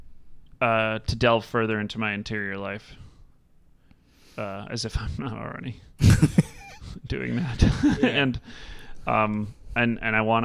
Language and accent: English; North Shore, Illinois, United States; I grew up on the North Shore